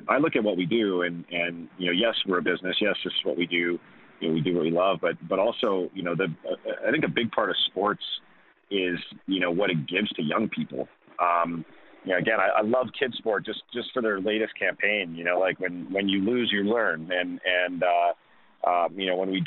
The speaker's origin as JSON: {"language": "English", "country": "Canada", "said": "as a Canadian"}